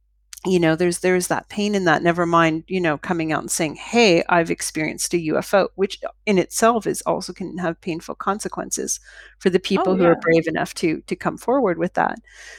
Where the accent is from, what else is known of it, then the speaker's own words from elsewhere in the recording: Toronto, Ontario, Canada; I came from Toronto, which is a major city.